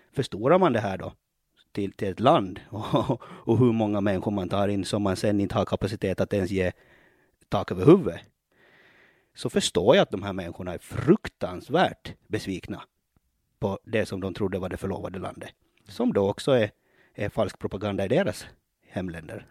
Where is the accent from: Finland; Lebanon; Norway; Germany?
Finland; Ostrobothnia; now in Åland, Finland; jag är ju uppväxt i Finland, eh, uppväxt i Österbotten